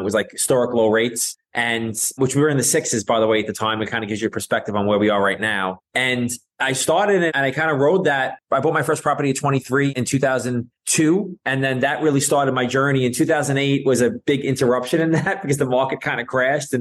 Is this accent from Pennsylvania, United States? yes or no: no; New York City, New York, United States; I grew up in Brooklyn, New York